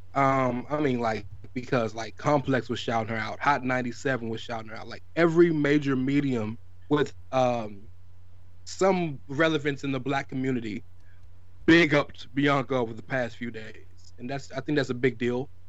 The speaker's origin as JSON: {"language": "English", "region": "the South", "country": "United States", "said": "I'm from the South"}